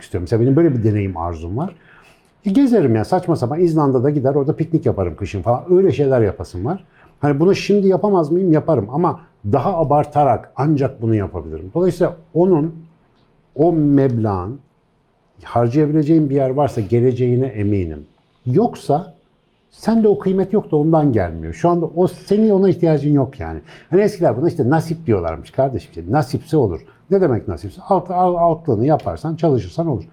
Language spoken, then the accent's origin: Turkish; Turkey; ben bu topraklarda yetiştim